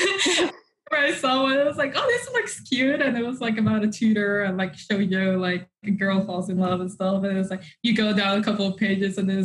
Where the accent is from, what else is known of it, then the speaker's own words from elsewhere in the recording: Mexico; moved away; when I grew up in Mexico